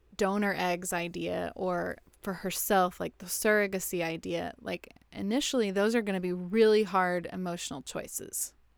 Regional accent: West Texas, United States; now in Houston, United States; Not in Houston, but I grew up in West Texas, out in the desert

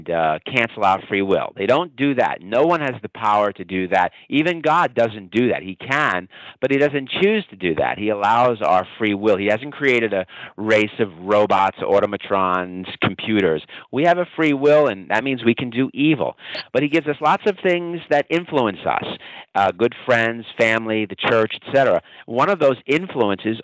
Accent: New York City, New York, United States; I'm Italian. I grew up in Brooklyn, New York. If your audience can't tell already by my accent

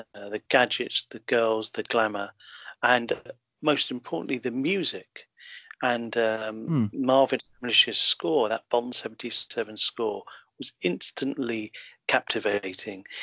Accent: Harrow, London, United Kingdom; also born or lived in Netherlands; I was born in London and uh, grew up in a suburb of London, Harrow

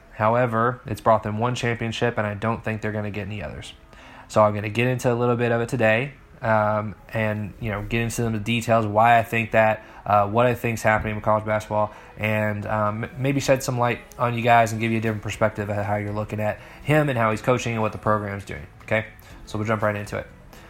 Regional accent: Kentucky, United States; I'm born and raised in Kentucky.

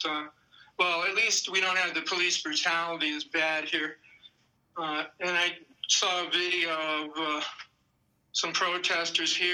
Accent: Maryland, United States; moved away as an adult; also born or lived in New York; growing up in Maryland, I wasn't that culturally deprived

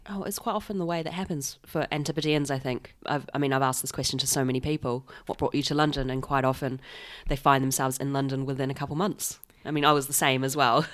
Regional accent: New Zealand; moved away; when I go back to New Zealand

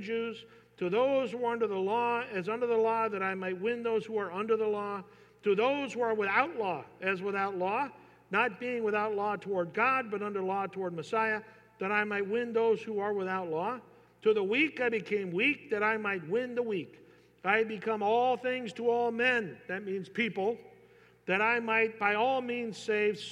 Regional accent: Northern California, United States; I'm from Northern California

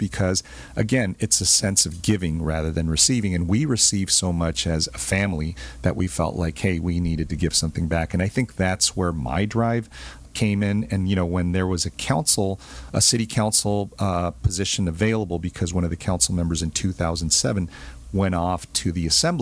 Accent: Santa Ana, California, United States; also born or lived in Bolivia; our family arrived in Santa Ana in 1965, right? And I was a year old

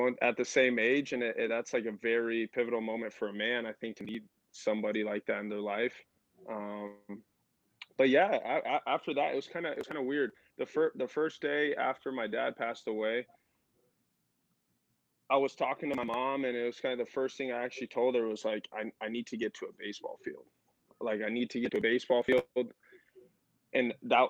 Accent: Tucson, Arizona, United States; I was born and raised in Tucson, Arizona

